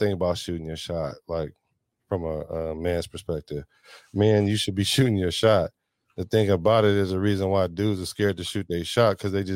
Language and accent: English; the Bay Area, California, United States; I'm from the Bay